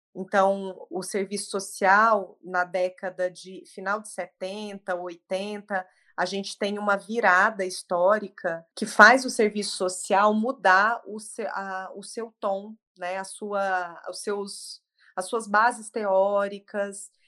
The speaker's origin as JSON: {"language": "Portuguese", "area": "Triângulo Mineiro", "region": "Minas Gerais", "country": "Brazil", "also_born_or_lived": "Franca, São Paulo", "moved": "as an adult", "lives_now": "São Paulo, Brazil", "said": "sou mineira do Triângulo"}